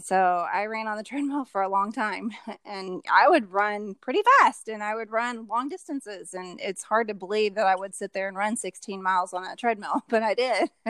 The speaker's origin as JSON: {"language": "English", "town": "Louisville", "region": "Kentucky", "country": "United States", "said": "I'm actually from Louisville, Kentucky."}